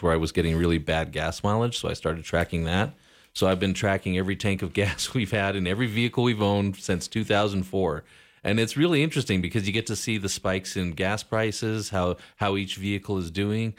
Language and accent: English; Casper, Wyoming, United States; now in Sheridan, United States; I grew up in Casper and was born in Wyoming, raised in Casper